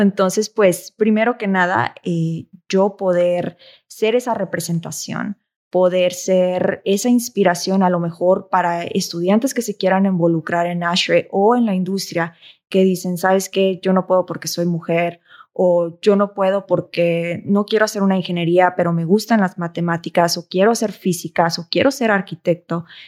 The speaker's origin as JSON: {"language": "Spanish", "country": "Mexico", "said": "de ser mexicanos"}